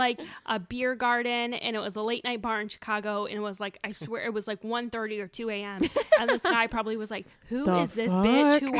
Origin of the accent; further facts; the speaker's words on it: Ireland; I'm Southern Irish, and my family really believes in Southern independence.